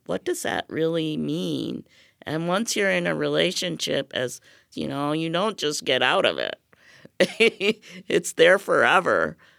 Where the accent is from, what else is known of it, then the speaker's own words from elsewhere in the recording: India; moved away; I'm from India